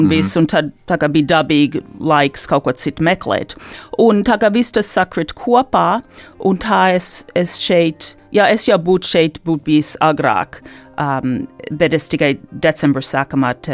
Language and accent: Latvian; Detroit, Michigan, United States; moved away as an adult; also born or lived in Ann Arbor, Michigan; now in Latvia; es uzaugu eh, Detroitas Latviešu sabiedrībā, Un faktiski visu mūžu līdz šim esmu, dzīv, esmu dzīvojis Mičiganā